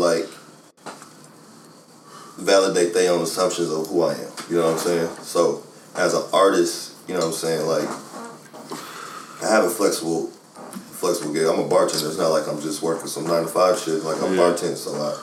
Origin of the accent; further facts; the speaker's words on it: Los Angeles, California, United States; moved away as an adult; now in Atlanta, United States; I'm originally from South Central Los Angeles. Native of South Central Los Angeles